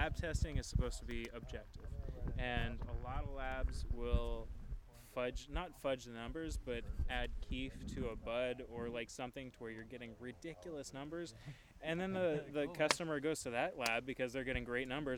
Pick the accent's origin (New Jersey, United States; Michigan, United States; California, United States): California, United States; Bay Area; I'm from the Bay Area.